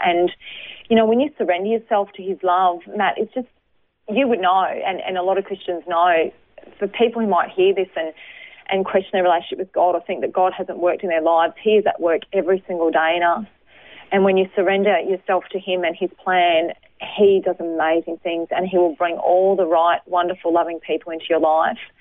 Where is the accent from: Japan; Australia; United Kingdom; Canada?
Australia; Brisbane, Queensland; I was born in Brisbane, um, lived over the north side of Brisbane in Hendra